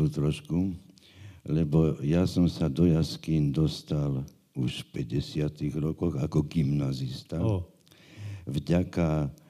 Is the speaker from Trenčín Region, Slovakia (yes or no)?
no; Bratislava, Bratislava Region, Slovakia; Ja som Bratislavčan rodom.